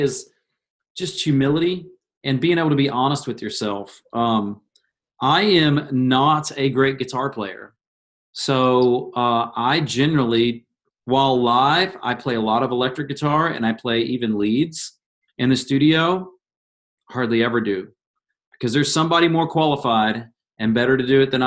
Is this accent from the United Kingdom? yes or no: no; Indiana, United States; growing up in Indiana